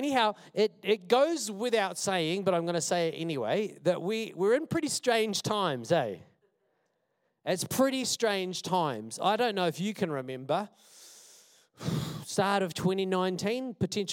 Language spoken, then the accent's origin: English; Wellington, New Zealand; I'm from Wellington